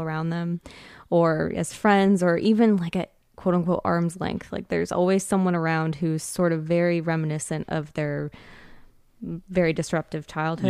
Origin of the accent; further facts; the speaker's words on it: California, United States; moved away; I'm someone who lived most of my life in California